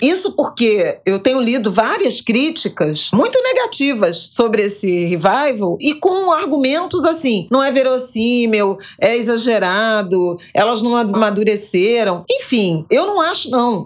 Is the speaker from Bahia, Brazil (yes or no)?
no; Rio de Janeiro, Brazil; na minha infância em Irajá